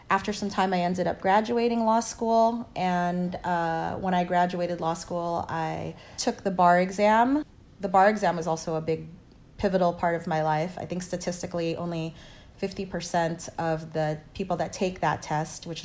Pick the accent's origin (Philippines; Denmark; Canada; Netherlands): Philippines; Lian, Batangas; born there; I was born in the Philippines um, in a place called Batangas in a small province named Lian.